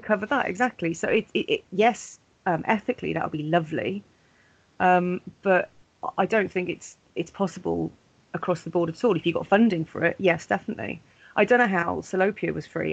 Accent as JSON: {"language": "English", "town": "Pontypridd", "region": "Wales", "country": "United Kingdom", "tie": "born or raised there", "said": "Pontypridd a few years ago as well, which is my hometown"}